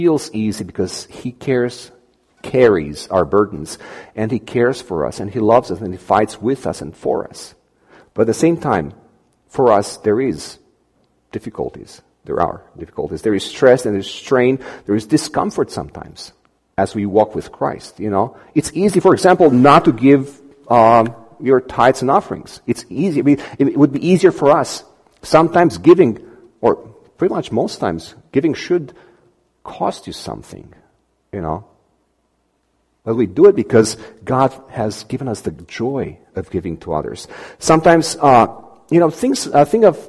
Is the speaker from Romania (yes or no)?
yes; Romania; moved away; we come from Romania